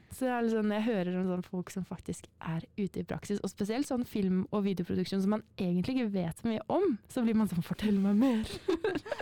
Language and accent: Norwegian; Northern Norway, Norway; moved away; fra Nord-Norge opprinnelig